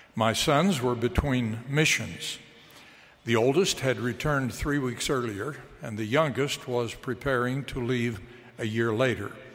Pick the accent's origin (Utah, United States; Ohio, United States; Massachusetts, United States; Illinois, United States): Utah, United States; moved away as an adult; also born or lived in Chicago / Washington, D.C.; I grew up in Utah